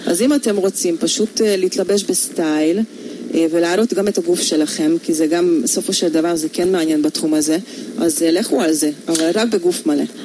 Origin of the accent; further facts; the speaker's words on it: Hungary; accent: Hungarian; Hebrew is a second language; now in Israel; מבטא הונגרי